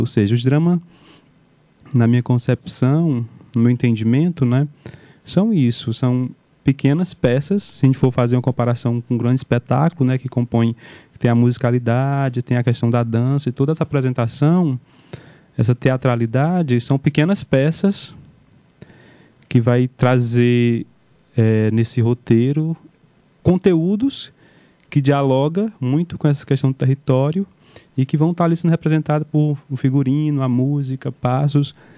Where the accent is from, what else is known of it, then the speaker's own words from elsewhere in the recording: Amontada, Ceará, Brazil; sem esquecer de onde vim, sem esquecer onde as raízes estão fincadas, que é Caetanos de Cima, uma comunidade de resistência, um assentamento da reforma agrária